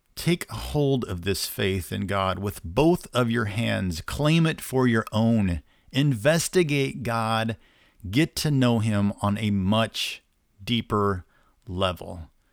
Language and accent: English; Indiana, United States; I'm from Indiana